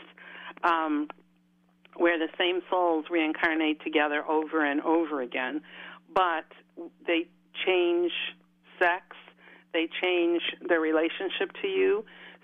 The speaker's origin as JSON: {"language": "English", "town": "Chicago", "region": "Illinois", "country": "United States", "tie": "born or raised there", "also_born_or_lived": "Virginia", "moved": "as an adult", "lives_now": "Charlottesville, United States", "said": "was born and raised in Chicago"}